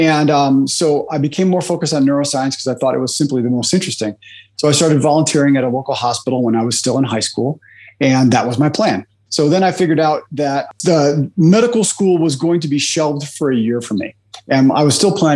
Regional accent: Chicago, Illinois, United States; I'm from Chicago, Illinois, in the United States

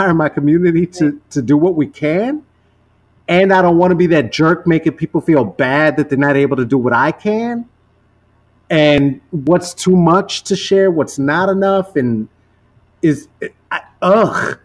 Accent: United States; I grew up in the United States

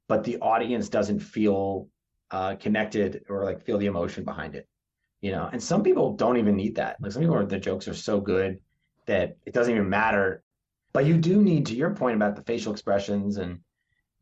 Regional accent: New Jersey, United States; I grew up in New Jersey where there's not really Jersey pride

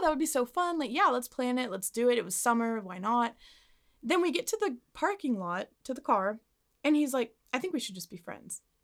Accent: Arlington, United States; I got to my hometown

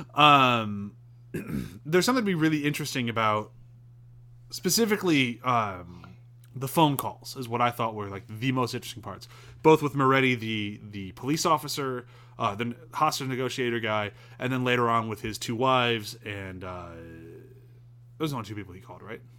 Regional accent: United States; I'm very American

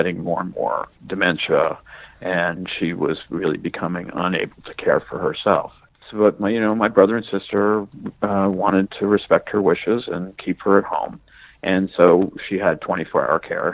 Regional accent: West Orange, New Jersey, United States; moved away as an adult; also born or lived in Newark, New Jersey / New York City / Pennsylvania; now in West Palm Beach, United States; grew up in West Orange, New Jersey

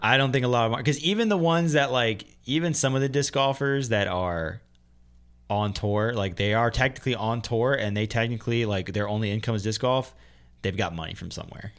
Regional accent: Pennsylvania, United States; Pennsylvania, my home state

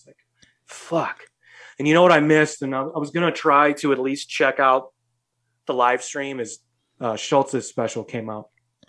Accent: New York City, New York, United States; I grew up in New York City. I grew up around different cultures, you know.

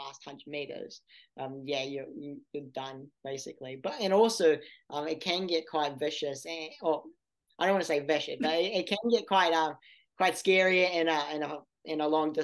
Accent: New Zealand; I went as a New Zealander

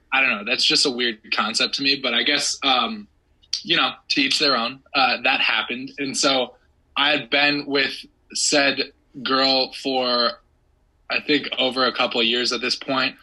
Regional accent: United States; an American

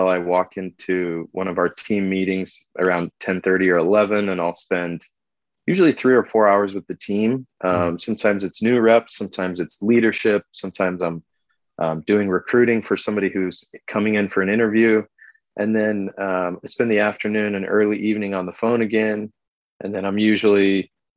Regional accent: Idaho, United States; moved away as an adult; also born or lived in California; me and my brother Clint were born and raised in Idaho

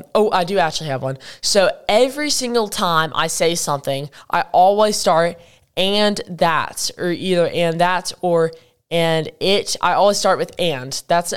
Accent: United Kingdom; accent: British; But I don't really know how I feel about my British accent.

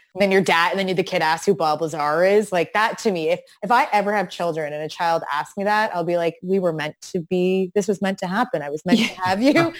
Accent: an hour outside of Toronto, Ontario, Canada; I grew up an hour outside of Toronto

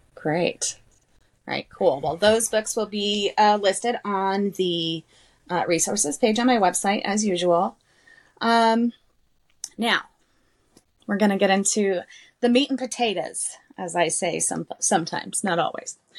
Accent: southeastern New Mexico, United States; I'm from New Mexico, so, southeastern New Mexico

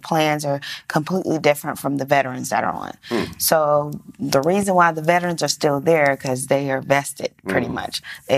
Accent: Georgia, United States; also born or lived in Central Michigan University; Born and raised in Georgia

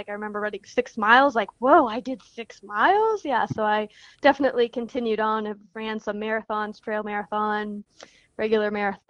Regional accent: South Dakota, United States; Well, I grew up in South Dakota.

